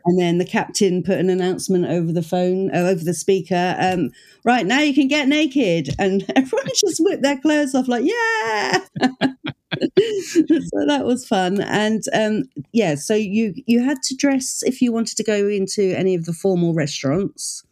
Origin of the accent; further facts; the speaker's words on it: United Kingdom; I'm the British version